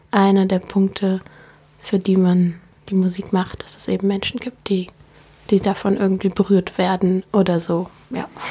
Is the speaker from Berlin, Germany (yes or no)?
yes; Berlin, Germany; ich komme aus Berlin. Ich bin in französisch Buchholz aufgewachsen.